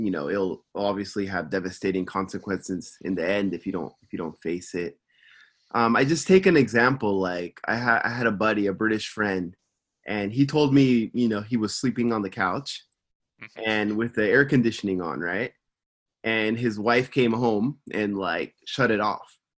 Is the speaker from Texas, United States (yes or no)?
no; Simi Valley, California, United States; moved away as an adult; now in Tokyo, Japan; from Simi Valley, California, and I'm living in Tokyo